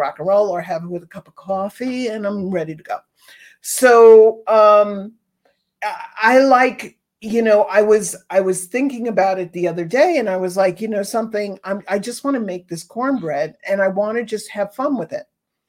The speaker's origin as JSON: {"language": "English", "region": "East Coast", "country": "United States", "tie": "born or raised there", "lives_now": "Southwest, United States", "said": "I grew up on the East Coast cornbread"}